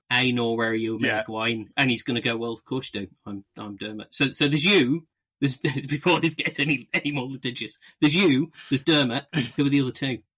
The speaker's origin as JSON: {"language": "English", "country": "United Kingdom", "said": "we're British"}